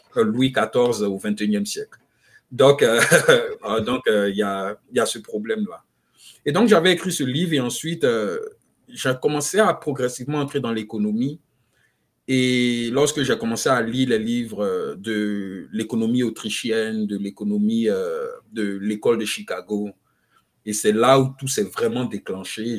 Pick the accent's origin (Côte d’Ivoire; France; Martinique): Côte d’Ivoire; Abidjan; moved away as an adult; also born or lived in Nairobi, Kenya; now in United States; je suis né, j'ai grandi en Côte d'Ivoire, à Abidjan